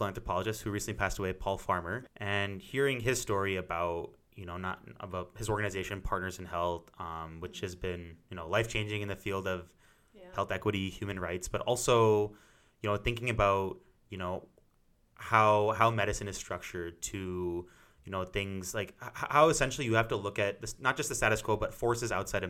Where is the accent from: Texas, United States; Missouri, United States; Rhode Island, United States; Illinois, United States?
Missouri, United States; St. Louis; moved away as an adult; also born or lived in San Francisco, California / Michigan; now in Ann Arbor, United States; I'm originally from St. Louis, Missouri. I was born there, grew up my whole life